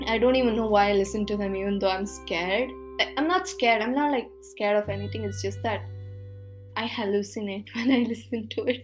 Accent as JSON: {"language": "English", "country": "India", "accent": "Indian", "first_language": "Kannada", "second_language": "English", "said": "my Indian accent came out"}